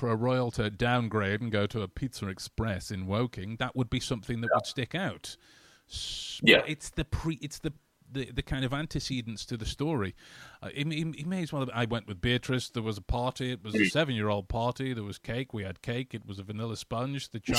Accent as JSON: {"language": "English", "country": "Canada", "said": "I'm from Canada. Hello, Canada."}